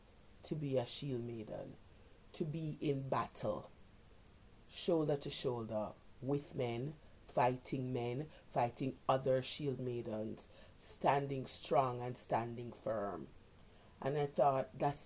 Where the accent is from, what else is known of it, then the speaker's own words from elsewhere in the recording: Jamaica; growing up in Jamaica